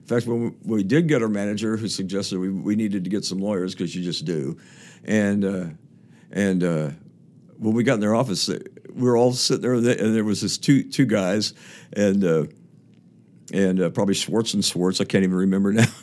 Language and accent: English; Topeka, Kansas, United States; moved away; four of us went to the same high, high school, Topeka West High School